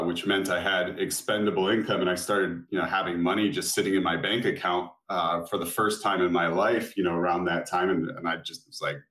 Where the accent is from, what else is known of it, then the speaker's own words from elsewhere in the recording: Florida, United States; I live in Florida. I'm from Florida